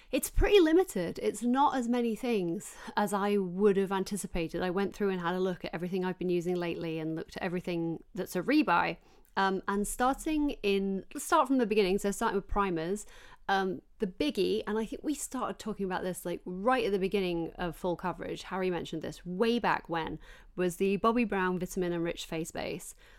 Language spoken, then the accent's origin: English; Yorkshire and the Humber, United Kingdom; I grew up working class in South Yorkshire